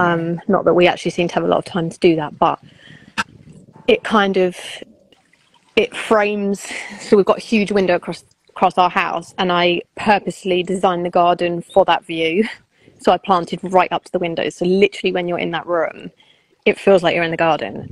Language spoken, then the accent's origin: English; United Kingdom; we're British